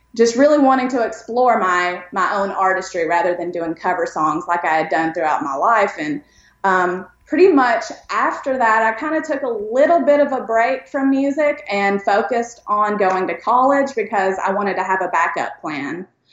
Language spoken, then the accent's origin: English; East Tennessee, United States; also born or lived in Pikeville, Kentucky; I grew up actually in East Tennessee and, you know, born in East Kentucky, but it's, they're really close by to each other.